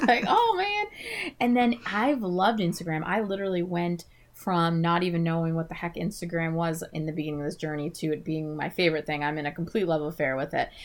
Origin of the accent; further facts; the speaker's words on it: New England, United States; I am from New England